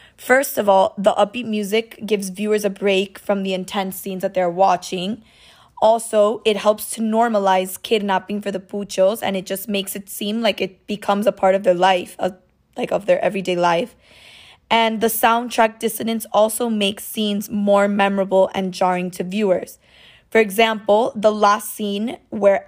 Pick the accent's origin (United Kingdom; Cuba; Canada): Cuba; moved away; also born or lived in Miami; I'm originally from Cuba and my family immigrated to Miami